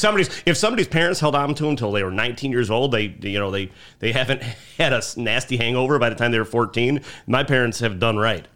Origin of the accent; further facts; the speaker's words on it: Chicago, Illinois, United States; also born or lived in Mount Greenwood, Chicago; I grew up in Beverly, and I live in Mount Greenwood